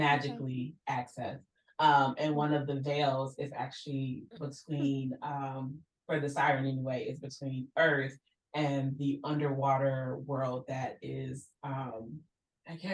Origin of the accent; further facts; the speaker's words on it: Chicago, Illinois, United States; I'm from Chicago